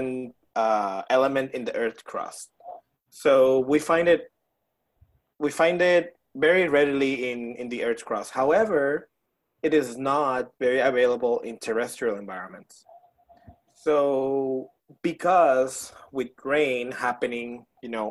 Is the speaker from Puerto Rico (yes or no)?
yes; Puerto Rico; moved away as an adult; now in Baton Rouge, United States; I am from Puerto Rico, but I moved here in 2017